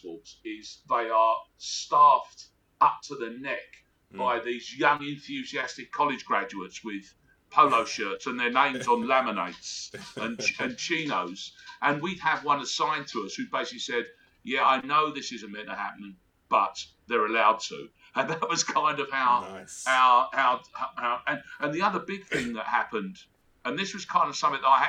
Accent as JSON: {"language": "English", "country": "Australia", "also_born_or_lived": "England", "moved": "yes", "said": "Australia, obviously."}